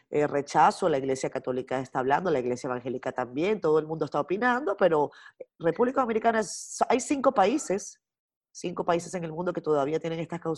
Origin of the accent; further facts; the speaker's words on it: La Rioja, Spain; moved away as an adult; also born or lived in Los Angeles; now in United States; soy de La Rioja